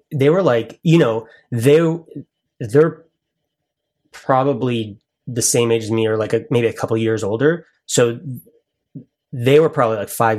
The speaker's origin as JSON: {"language": "English", "town": "Toronto", "region": "Ontario", "country": "Canada", "said": "we're actually from Toronto."}